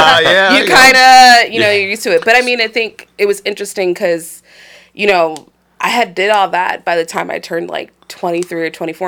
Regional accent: Cleveland, Ohio, United States; I'm from Cleveland. I grew up in Ohio City.

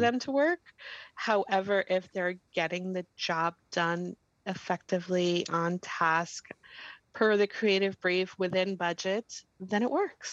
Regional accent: Danbury, Connecticut, United States; I grew up in the Greater Danbury area

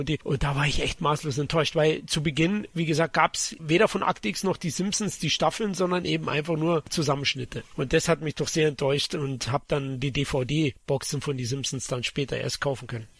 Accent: Bavaria, Germany; als Bayer

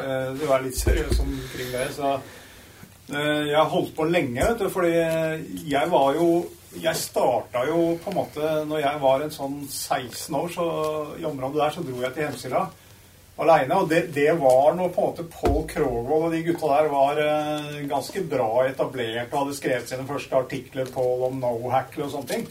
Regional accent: Dokka, Innlandet, Norway; Jeg er jo vokst opp i litt grisgrendt strøk

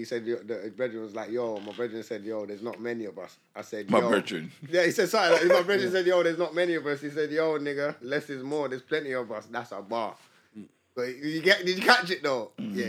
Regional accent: England, United Kingdom; No, man, we're from England.

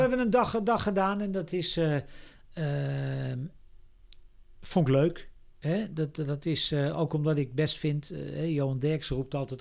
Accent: Netherlands; als Nederlanders

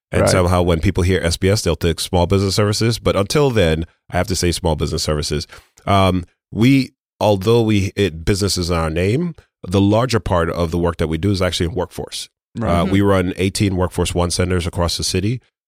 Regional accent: Brooklyn, New York, United States; You know, I grew up in Brooklyn. You know, I went to Brooklyn Tech. I'm a Brooklyn person.

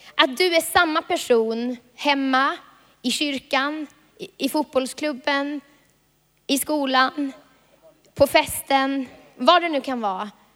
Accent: Vilhelmina, Västerbotten County, Sweden; moved away; jag kommer från Vilhelmina

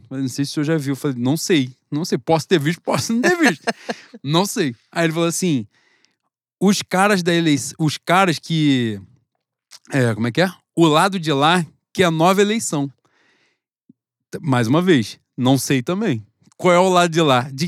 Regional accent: Brazil; eu sou brasileiro, eu sou patriota.

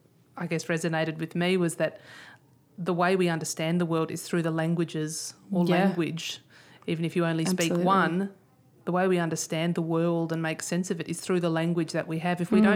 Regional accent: Australia; because we're all Australian, but we're... How did we get to be Australian?

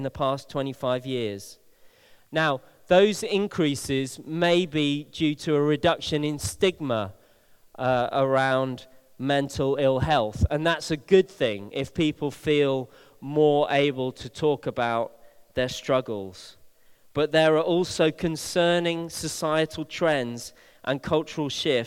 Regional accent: Bristol, South West England, United Kingdom; one of my oldest friends, who I grew up with here in Bristol

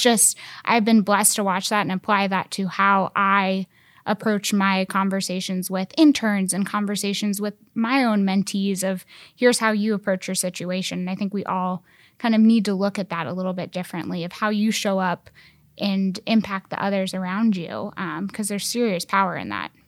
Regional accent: Columbus, Ohio, United States; moved away as an adult; now in Indianapolis, United States; I'm originally from Columbus, Ohio

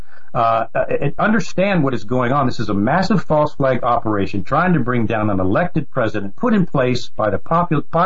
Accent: United States; we being the American people

